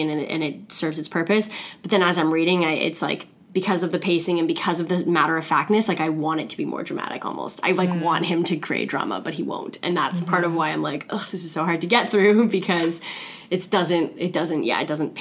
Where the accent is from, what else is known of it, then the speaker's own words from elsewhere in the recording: Toronto, Ontario, Canada; also born or lived in Thunder Bay; the areas I grew up in Toronto